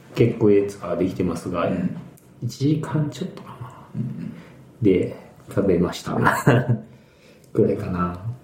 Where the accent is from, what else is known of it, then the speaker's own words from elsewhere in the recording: Hamamatsu, Shizuoka, Japan; moved away; 地元に戻り、地元浜松